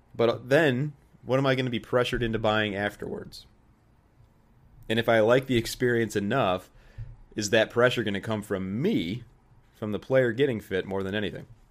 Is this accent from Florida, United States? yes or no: no; Joliet, Illinois, United States; started working at a, uh, at a country club in my hometown, in the bag room, good old Joliet Country Club